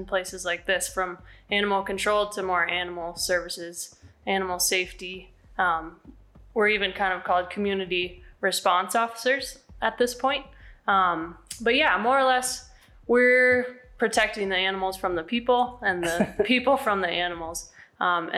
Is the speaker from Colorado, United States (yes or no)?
yes; Snowmass Village, Colorado, United States; also born or lived in Jackson Hole, Wyoming; I grew up in Snowmass Village, actually, and never thought I'd move back here to live